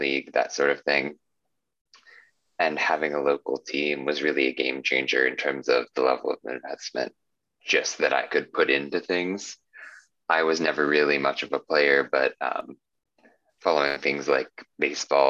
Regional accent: Indianapolis, Indiana, United States; moved away as an adult; also born or lived in Arizona; now in New York, United States; I was born and raised in Indiana in Indianapolis, grew up there until I was 18 years old

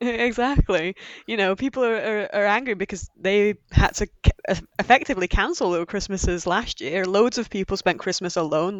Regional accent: Yorkshire and the Humber, United Kingdom; we're both from Yorkshire

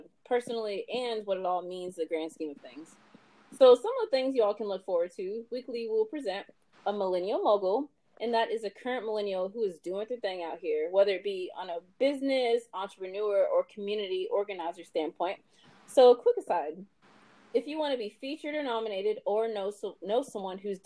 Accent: Louisville, Kentucky, United States; I was born in Louisville, Kentucky

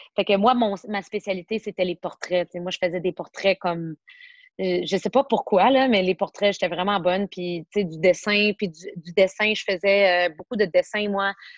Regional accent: Montreal, Quebec, Canada; je suis born and raised Montréal, particulièrement dans l'ouest de l'île

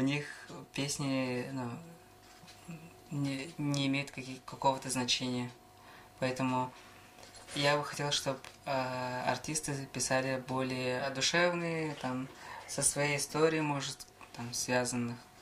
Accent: Yakutia, Sakha Republic, Russia; родился я в Верхнеблийском районе, село Хомостах Намского наслега. А, рос здесь же, вот село Намцы

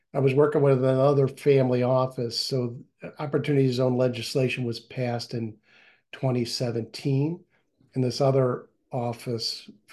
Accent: Aurora, Illinois, United States; I'm from Aurora, so 40 miles out

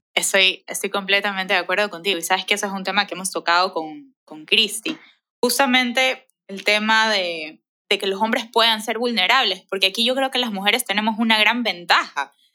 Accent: Ecuador; como ecuatorianos

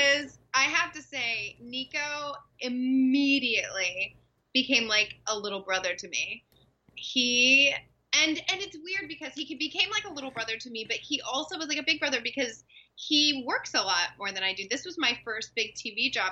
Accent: Dallas/Fort Worth, Texas, United States; moved away; I grew up in Texas.

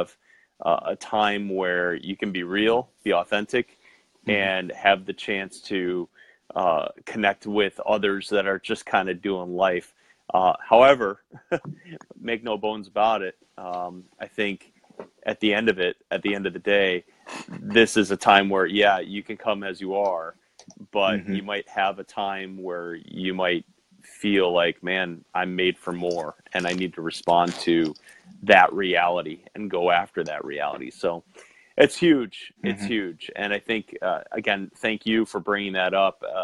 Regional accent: Western New York, United States; growing up in Western New York

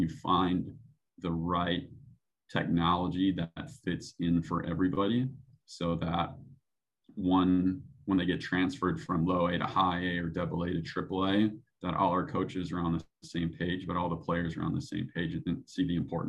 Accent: Midwest, United States; You know, growing up in the Midwest, it's very blue collar and, you know, putting the work in. And that's kind of the way I grew up

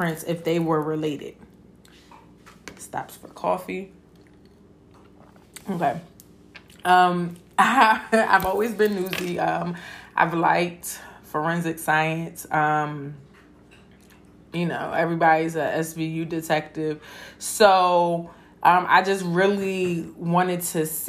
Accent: Philadelphia, Pennsylvania, United States; I'm from Philadelphia. I went to public school from kindergarten to eighth grade

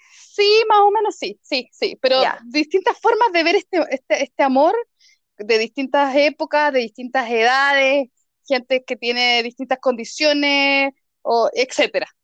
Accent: Chile

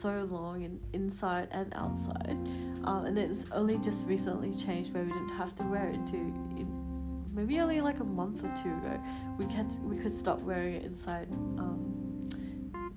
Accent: Adelaide, South Australia, Australia; now in Melbourne, Australia; I'm from Adelaide normally

